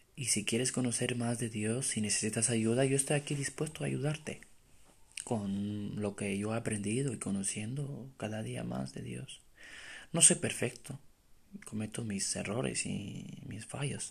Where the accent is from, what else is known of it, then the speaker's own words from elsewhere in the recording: Romania; moved away as an adult; now in Spain; soy de Rumanía